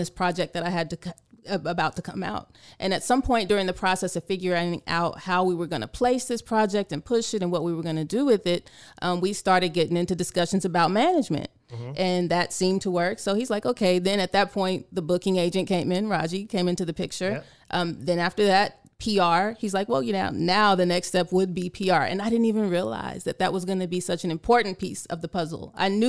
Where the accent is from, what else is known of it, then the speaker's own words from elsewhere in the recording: San Antonio, Texas, United States; born there; So I have to correct you because I was not born here. I was born actually on Lackland Air Force Base in San Antonio.